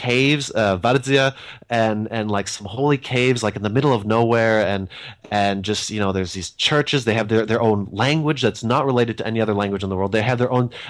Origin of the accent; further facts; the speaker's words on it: United States; moved away as an adult; now in Germany; I'm an American who was regrettably so, although my parents were Slovakian and Czechoslovakian. And so now I've been living in Germany for the last 18 months.